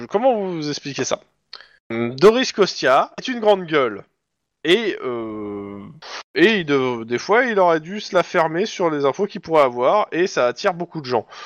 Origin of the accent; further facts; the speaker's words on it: Russia; now in United States; Je suis d'origine russe et euh, je connaissais déjà des gens en fait.